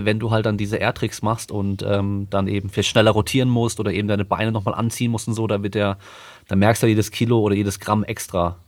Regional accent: Freiburg im Breisgau, Baden-Württemberg, Germany; moved away; ich komme ursprünglich aus Freiburg, da konnte ich einfach mit dem Bus schnell äh, auf den Berghof fahren, auf den Schaunsel oder auf den Feldberg

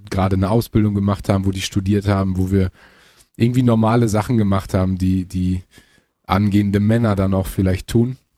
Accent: Münster, North Rhine-Westphalia, Germany; ich komme ja selber aus Münster, ähm, was so circa 35, 40 Minuten von Gelsenkirchen entfernt ist.

